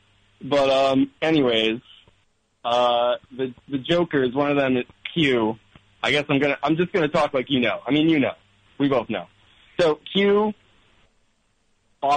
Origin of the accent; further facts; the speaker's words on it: Clifton Park, New York, United States; I'm from Clifton Park